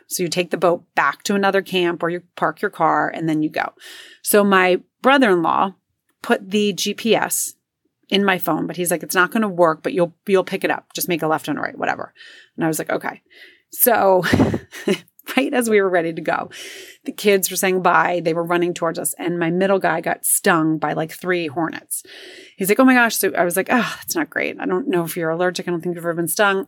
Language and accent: English; New Jersey, United States; I grew up in New Jersey